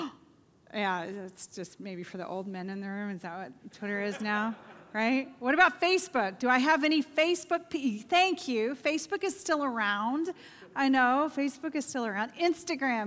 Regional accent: Oklahoma, United States; now in Bolingbrook, United States; I grew up in Oklahoma

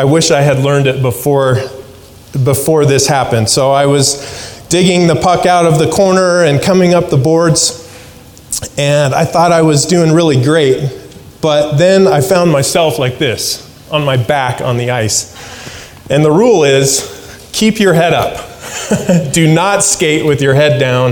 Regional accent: Alaska, United States; moved away; I grew up in Alaska

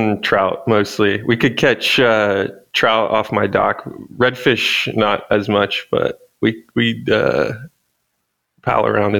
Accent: Florida, United States; moved away; I grew up in Florida.

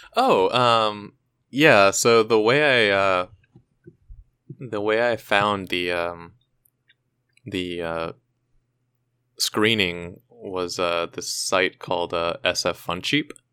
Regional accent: hometown of Thrice, California, United States; they were formed, uh, in my hometown

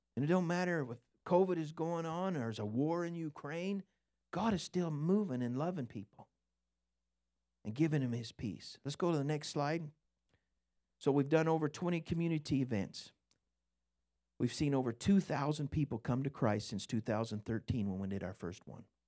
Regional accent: Scotland, United Kingdom; I'm Scottish

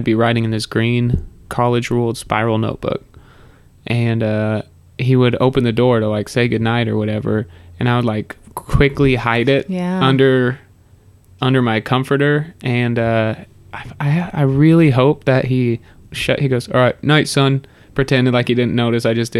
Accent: Nebraska, United States; also born or lived in Iowa; I grew up in Nebraska.

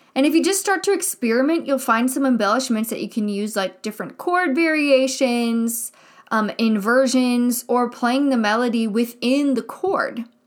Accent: Midwest, United States; I grew up in the Midwest, and I went to a school here in the Midwest. I mean, I live in the Midwest right now

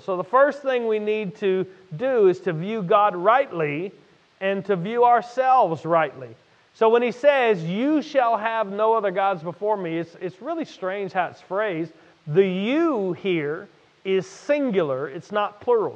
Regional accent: Louisiana, United States; I'm from Louisiana

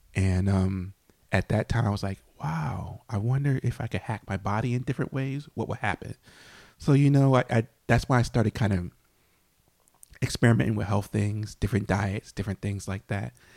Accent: New Haven, Connecticut, United States; I grew up in New Hallville in New Haven

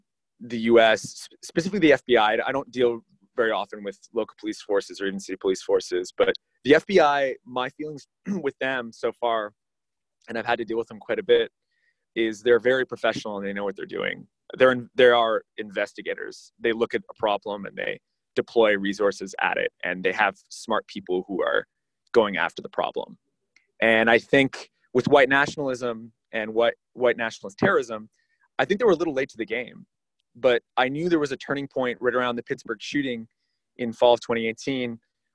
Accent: Canada; now in United States; as a Canadian, although I'm in the US now

